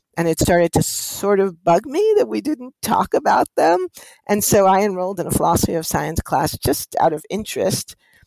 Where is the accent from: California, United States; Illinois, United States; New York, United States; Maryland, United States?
New York, United States; New York City; I grew up in the heart of New York City on the Upper West Side of Manhattan